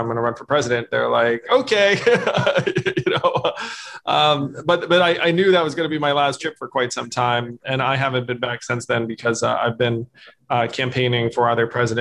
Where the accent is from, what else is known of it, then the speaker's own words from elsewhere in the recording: Westchester County, New York, United States; also born or lived in Schenectady, New York; they moved to Schenectady, New York, where I was born. My father worked for GE as a physicist, and then he moved to IBM in Yorktown Heights, New York, and worked there for decades. And that's where I grew up. I grew up in Schenectady and then in Westchester County in New York State